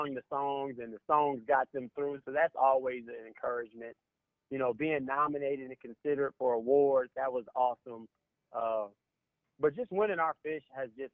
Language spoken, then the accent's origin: English; Indianapolis, Indiana, United States; We're from Indianapolis